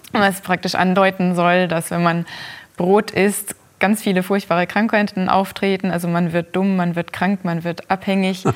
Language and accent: German; Germany; bei uns in Deutschland